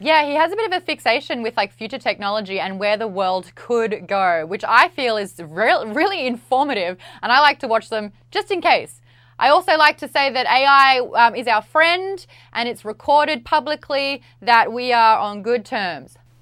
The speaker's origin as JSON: {"language": "English", "country": "Australia", "said": "I'm Australian."}